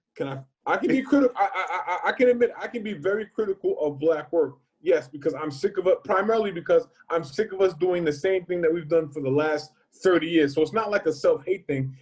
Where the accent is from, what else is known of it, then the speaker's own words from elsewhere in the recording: Northeast, United States; we both from the Northeast.